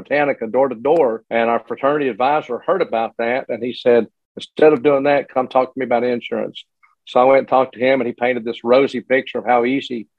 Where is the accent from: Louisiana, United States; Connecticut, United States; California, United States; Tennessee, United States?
Tennessee, United States; Morristown; I grew up in Morristown, Tennessee, well, a little little community outside of Morristown